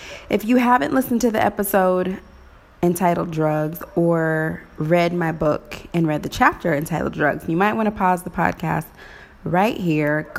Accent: Waynesville, Missouri, United States; also born or lived in Maryville, Missouri / Kansas City, Missouri; growing up in Waynesville, Missouri

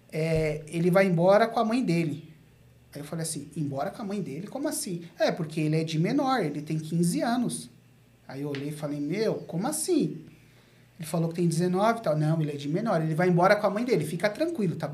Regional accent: Diadema, São Paulo, Brazil; Sou de Diadema, mas conheço as quebradas aí.

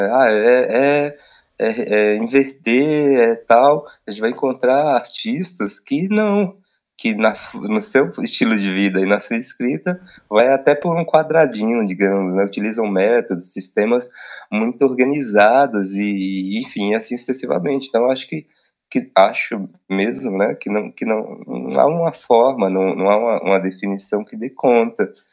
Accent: Barreiro, Bahia, Brazil; moved away; also born or lived in São Paulo; minha terra natal, assim, para a roça

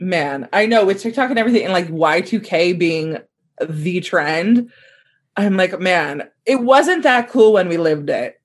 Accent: Southern California, United States; growing up in SoCal

